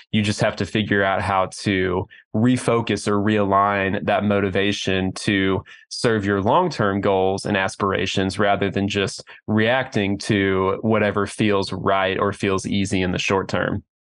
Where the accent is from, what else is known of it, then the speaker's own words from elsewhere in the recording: Oklahoma City, Oklahoma, United States; I'm from Oklahoma City